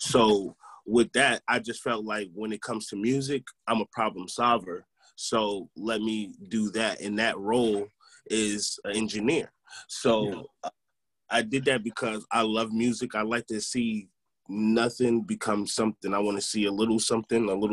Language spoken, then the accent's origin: English; Albany, New York, United States; I'm from Albany originally